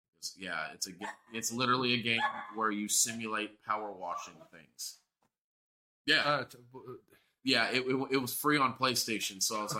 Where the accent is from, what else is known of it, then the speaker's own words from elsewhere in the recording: Mississippi, United States; I was born there. Mississippi.